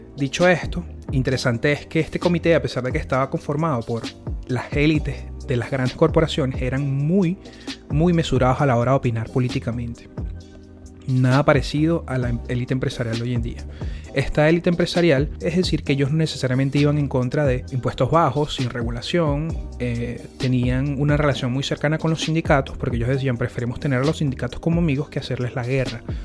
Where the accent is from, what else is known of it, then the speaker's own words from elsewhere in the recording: Venezuela; moved away; uno como venezolano